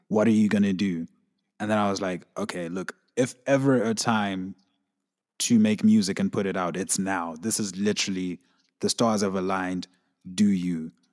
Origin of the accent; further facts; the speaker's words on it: Zimbabwe; I'm from Zimbabwe, so, like, a lot of the things that go on in my country